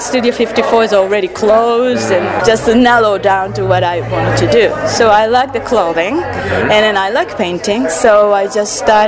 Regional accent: Kitakyushu, Fukuoka, Japan; English is a second language; moved away as an adult; also born or lived in Tokyo; I'm from the place called Mojiko. It's in the South Japan, Kyushu Island.

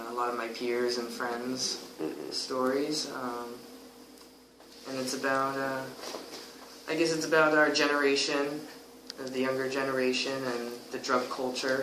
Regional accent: Connecticut, United States; also born or lived in New Jersey; for high school and until now, I've been in Connecticut

